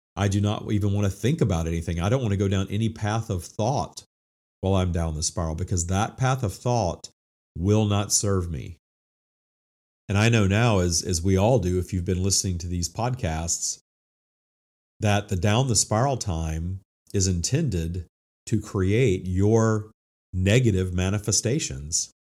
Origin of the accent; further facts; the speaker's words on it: Minden, Louisiana, United States; I attended, uh, the First United Methodist Church in Minden, Louisiana